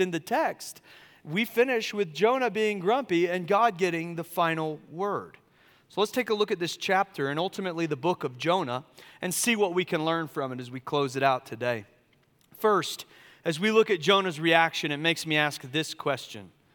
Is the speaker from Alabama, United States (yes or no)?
no; Charleston, South Carolina, United States; also born or lived in California; now in Asheville, United States; I grew up in Charleston, South Carolina